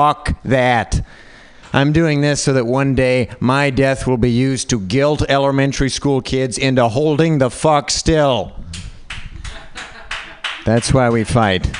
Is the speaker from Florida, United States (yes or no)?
no; Utah, United States; I was raised white in Utah.